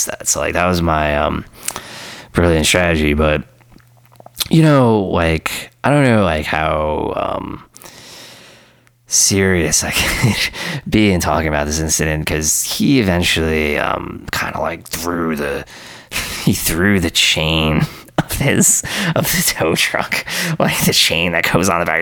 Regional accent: New York City, New York, United States; when I was a teenager and I was growing up in Queens

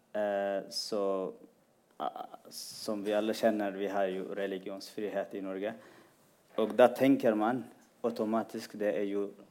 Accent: Eritrea; also born or lived in Sudan; now in Norway; Jeg er fra Eritrea

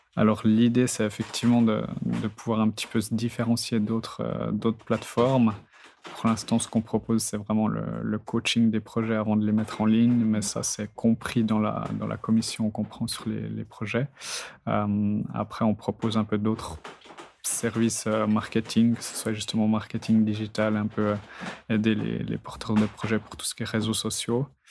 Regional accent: Neuchâtel, Switzerland; je viens du canton de Neuchâtel. Mes parents sont agriculteurs, donc j'ai toujours vécu euh, dans ce milieu-là étant petit, donc euh, à la campagne

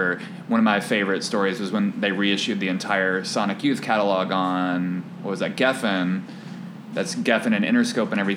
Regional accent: Nashville, Tennessee, United States; now in Chicago, United States; my hometown of Nashville

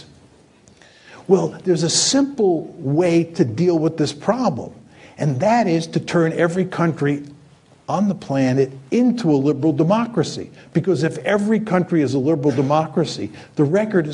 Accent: outside New York City, United States; I grew up outside New York City in a town that had lots of communists

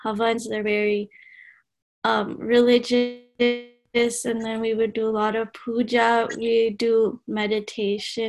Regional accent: Dallas, Texas, United States; I'm originally from Dallas, Texas

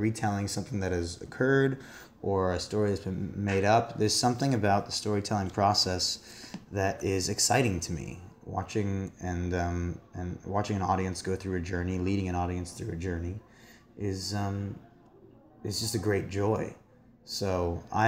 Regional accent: rural New Jersey, United States; also born or lived in New York; I grew up in a very rural part of New Jersey and in New York, kind of back and forth.

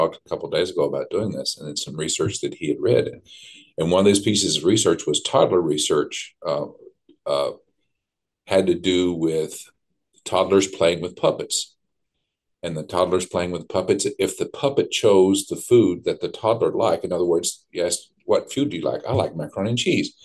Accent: Southeast Kentucky, United States; I was raised in Southeast Kentucky, and I'm a proud hillbilly

